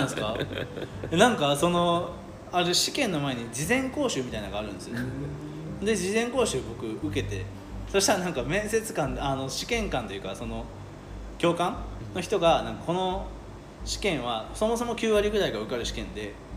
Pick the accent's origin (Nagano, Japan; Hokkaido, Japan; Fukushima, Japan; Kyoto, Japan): Kyoto, Japan; also born or lived in France / Tokyo; 僕はなんか大原小学校大原中学校出身なんで